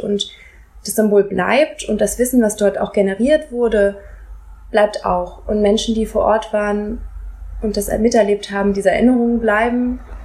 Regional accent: Hesse, Germany; Ich bin in Hessen aufgewachsen

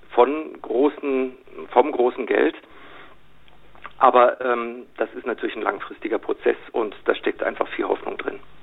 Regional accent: Munich, Bavaria, Germany; als Münchner

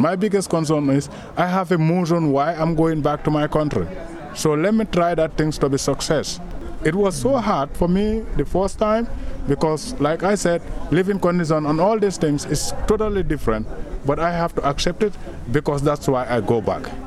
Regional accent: Gambia; moved away as an adult; also born or lived in Germany; I come from the Gambia in uh, 2000, year 2000

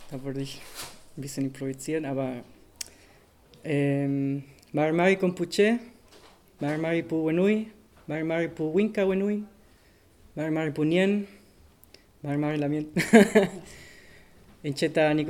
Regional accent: Santiago, Santiago Metropolitan Region, Chile; born there; German is a second language; ich bin in Santiago de Chile geboren, ähm, von einem Stadtviertel, das heißt Regoleta, ist ein Arbeitviertel und ziemlich arm Viertel.

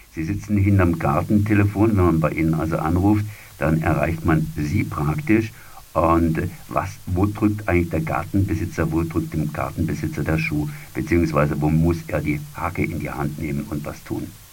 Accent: Freiburg, Baden-Württemberg, Germany; bei uns in Freiburg

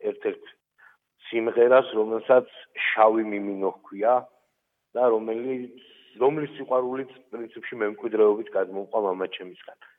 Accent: Tusheti, Kakheti, Georgia; now in Germany; მე თუშეთიდან ვარ, საქართველოს ულამაზესი კუთხიდან

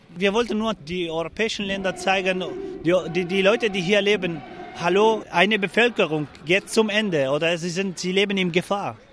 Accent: Afrin, Aleppo Governorate, Syria; German is a second language; moved away as an adult; also born or lived in Germany; now in Freiburg, Germany; Ich komme aus Afrin und äh, ich komme aus einem Dorf, heißt Haftaro

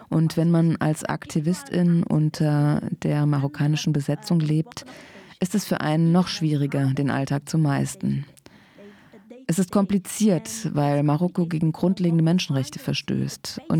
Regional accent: Western Sahara; moved away as an adult; Denn ich komme zwar aus der Westsahara, aber ich komme aus einem Land, in dem ich noch nie war. Die Westsahara, wie wir in den besetzten Gebieten oder im Flüchtlingslager leben, wo ich geboren und aufgewachsen bin, bis ich zum Studium kam

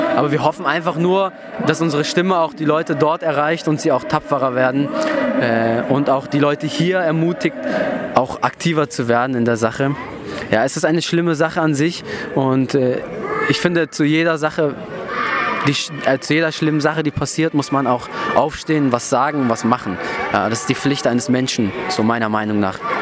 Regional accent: Turkey; now in Germany; das Dorf dran, wo ich herkomme

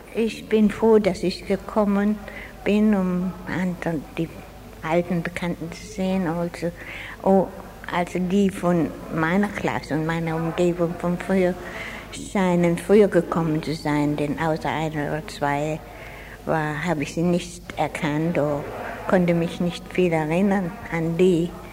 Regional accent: Freiburg, Baden-Württemberg, Germany; moved away as an adult; now in Australia; Ich bin in Freiburg geboren und habe 25 Jahre hier gelebt.

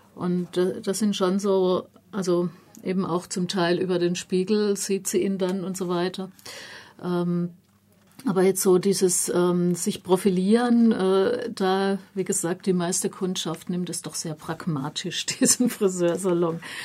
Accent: Germany; mir als Deutsche

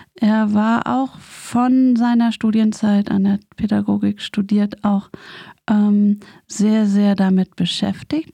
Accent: Berlin, Germany; ich bin ja in West-Berlin aufgewachsen, mit der Mauer ganz nah

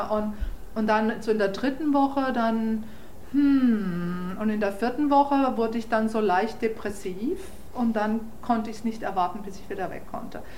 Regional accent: Freiburg, Baden-Württemberg, Germany; accent: German; first language German; moved away as an adult; now in New York, United States

